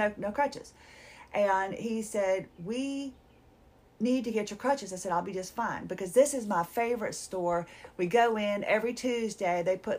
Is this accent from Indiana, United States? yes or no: no; Minnesota, United States; I'm from Minnesota. Is it Minnesota? Is the Show Me State?